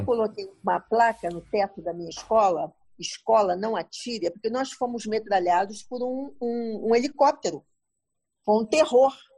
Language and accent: Portuguese; Brazil; eu sou brasileira, vim aqui visitar